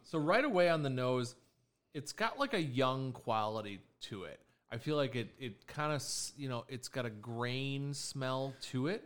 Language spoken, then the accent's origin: English; Chicago, Illinois, United States; Born and raised in Chicago